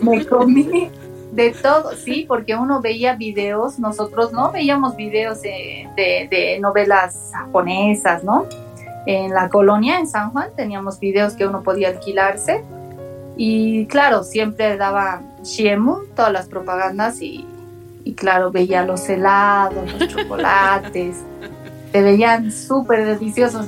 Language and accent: Spanish; La Paz, Bolivia; also born or lived in Japan; yo tengo mis, mis, ambos padres son japoneses, entonces obviamente yo me veo como una japonesa y, siempre sentía que no encajaba mm. aquí en Bolivia